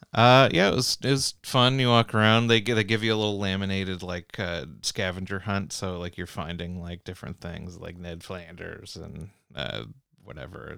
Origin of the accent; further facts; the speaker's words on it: Canada; I'm from Canada